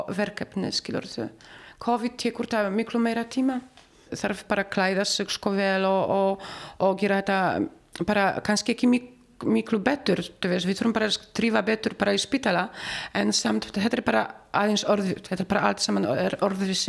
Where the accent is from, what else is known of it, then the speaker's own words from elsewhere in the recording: Poland; Icelandic is a second language; now in Iceland; við erum bara allir frá Pólandi.